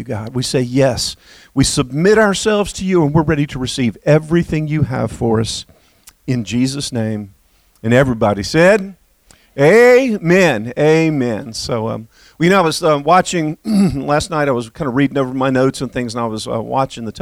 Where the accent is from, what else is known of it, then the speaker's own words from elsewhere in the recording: United States; also born or lived in Bahamas; I am proud to be an American.